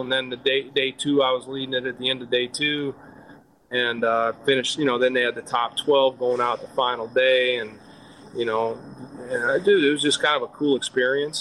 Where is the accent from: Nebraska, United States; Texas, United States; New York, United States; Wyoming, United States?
Wyoming, United States; also born or lived in Wisconsin, United States; now in Florida, United States; I grew up trout fishing in Wyoming